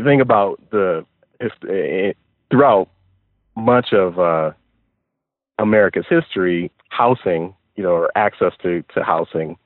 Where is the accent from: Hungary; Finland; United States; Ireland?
United States; Detroit, Michigan; I am from Detroit